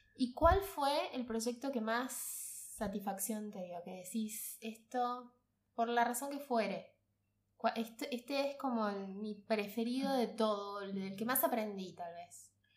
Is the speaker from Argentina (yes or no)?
yes; Misiones, Argentina; now in Buenos Aires, Argentina; mi tierra, con misiones